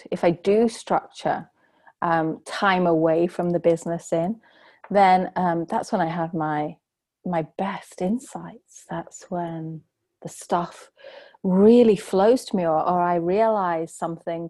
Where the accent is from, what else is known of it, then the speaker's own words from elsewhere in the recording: England, United Kingdom; I'm from England